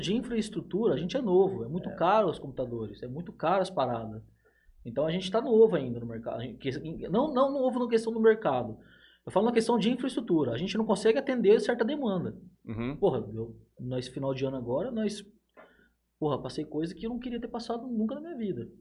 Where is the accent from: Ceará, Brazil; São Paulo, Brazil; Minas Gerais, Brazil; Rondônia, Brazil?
São Paulo, Brazil; Jales; a gente é de Jales